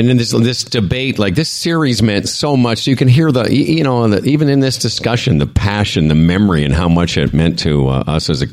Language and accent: English; Saskatchewan, Canada; I'm from Saskatchewan